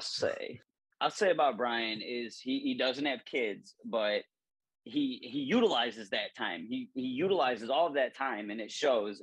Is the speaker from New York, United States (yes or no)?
no; Northwest Ohio, United States; moved away as an adult; also born or lived in Illinois; Northwest in- Ohio, yeah. about forty five minutes south of Toledo, and then that, that's where I grew up